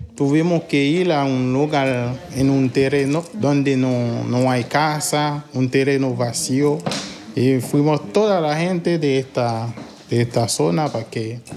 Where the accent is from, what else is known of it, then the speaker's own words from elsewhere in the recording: Haiti; moved away as an adult; also born or lived in Port-au-Prince, Haiti; now in Chile; ya no estoy en mi país